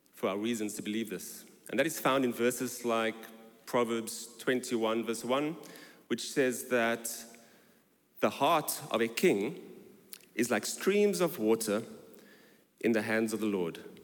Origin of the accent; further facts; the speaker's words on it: South Africa; moved away as an adult; now in London, United Kingdom; I was born in South Africa and I arrived in London in 2001 on my honeymoon